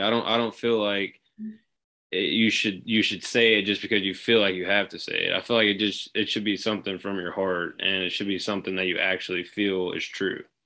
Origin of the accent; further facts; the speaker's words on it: Shreveport, Louisiana, United States; I'm from Shreveport, Louisiana.